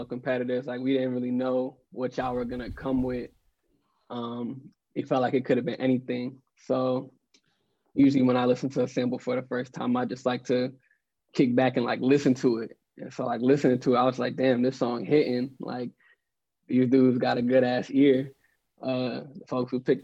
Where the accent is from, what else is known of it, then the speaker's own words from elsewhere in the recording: St. Louis, Missouri, United States; I'm from St. Louis, Missouri